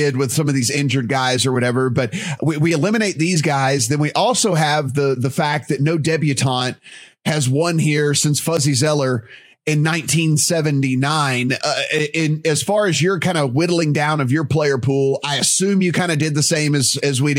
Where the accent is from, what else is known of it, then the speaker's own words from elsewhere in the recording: the South, United States; I'm from the South